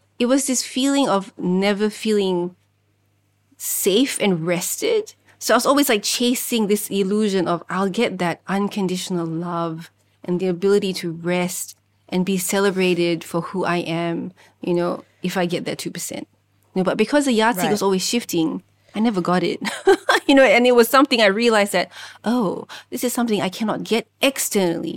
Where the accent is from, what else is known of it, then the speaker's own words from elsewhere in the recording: Singapore; first language Malay; even in Singapore, the country of my birth